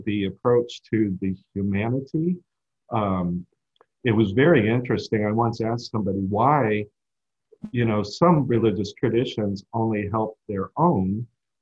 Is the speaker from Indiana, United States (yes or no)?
no; Houston, Texas, United States; now in Chicago, United States; I grew up in Houston